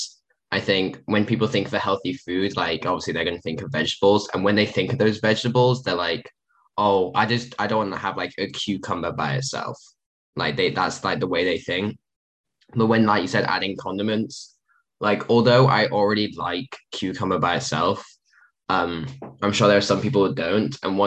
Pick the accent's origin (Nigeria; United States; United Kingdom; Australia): United Kingdom; England; being English